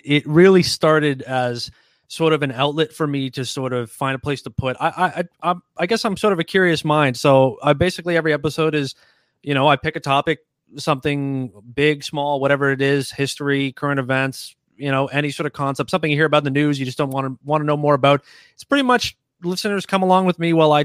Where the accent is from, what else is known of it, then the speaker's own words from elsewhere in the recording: Toronto, Ontario, Canada; now in London, Canada; I'm originally from Toronto. Okay. And I live a couple hours down the road now in London, Ontario